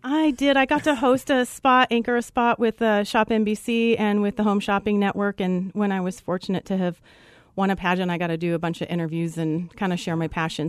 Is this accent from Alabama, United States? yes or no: no; Colorado, United States; Originally from Colorado